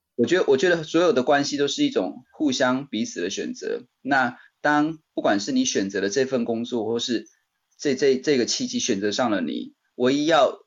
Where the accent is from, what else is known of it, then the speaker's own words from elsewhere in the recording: Taichung, Taiwan; moved away as an adult; also born or lived in Chiayi / Beijing; 我就打包了行李回到台中，我老家在台中